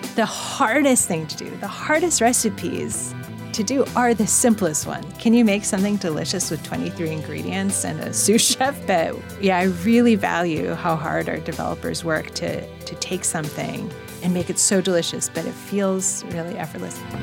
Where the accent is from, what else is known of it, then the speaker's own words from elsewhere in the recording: Monterey Park, California, United States; also born or lived in Los Angeles; I grew up in Monterey Park